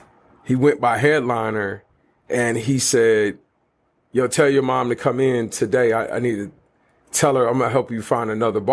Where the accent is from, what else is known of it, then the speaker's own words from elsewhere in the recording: Atlanta, Georgia, United States; Southwest Atlanta, Zone Folk, West End. West End, to be exact.